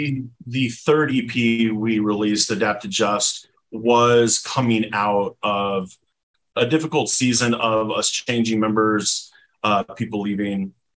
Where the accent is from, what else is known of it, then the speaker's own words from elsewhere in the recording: Texas, United States; accent: Texas; especially with our Texas accent